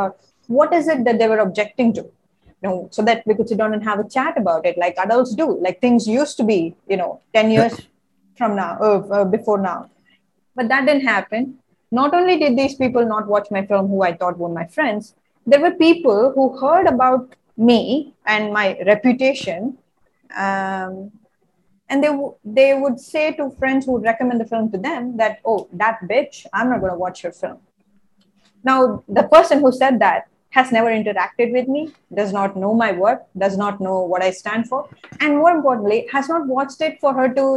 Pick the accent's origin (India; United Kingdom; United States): India